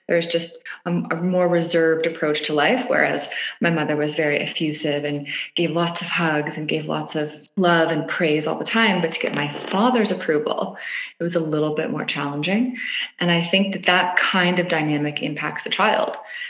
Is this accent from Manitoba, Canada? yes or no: no; Toronto, Ontario, Canada; I grew up in Canada. I grew up in Toronto, Canada. I was one of two girls in a conservative, I'd say my family was pretty conservative family growing up, upper middle class, middle to upper class, middle class, in a little suburb in Toronto.